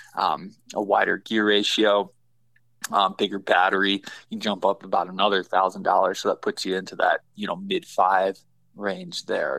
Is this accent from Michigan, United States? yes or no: yes; Michigan, United States; now in Colorado, United States; I grew up in Michigan, so I cut my teeth on whitetails